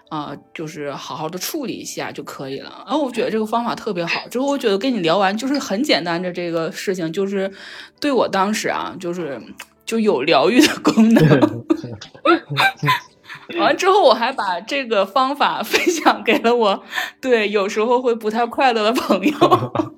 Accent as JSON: {"language": "Chinese", "country": "China", "said": "我们中国人"}